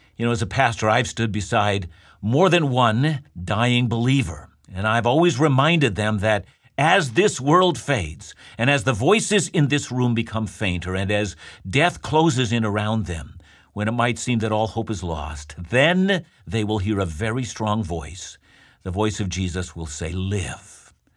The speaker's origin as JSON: {"language": "English", "country": "Canada"}